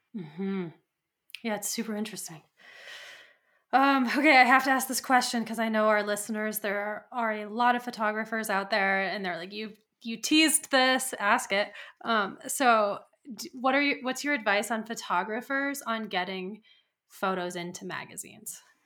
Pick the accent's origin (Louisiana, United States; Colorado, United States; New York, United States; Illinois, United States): Colorado, United States; I'm from Colorado